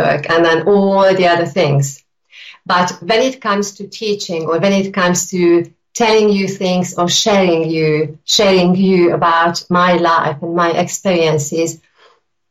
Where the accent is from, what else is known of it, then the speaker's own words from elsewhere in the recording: Hungary; now in United Kingdom; I am originally from Hungary, and I've been living in the UK for many, many years.